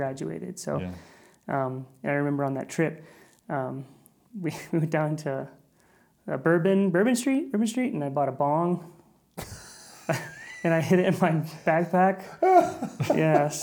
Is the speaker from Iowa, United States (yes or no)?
yes; Sioux City, Iowa, United States; I grew up in Sioux City in a little neighborhood called Leeds